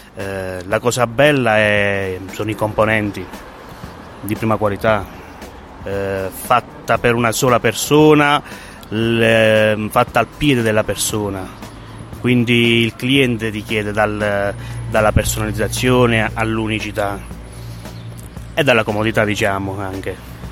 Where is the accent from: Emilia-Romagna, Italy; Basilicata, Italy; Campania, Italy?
Basilicata, Italy; Sant'Arcangelo; restare nel mio paese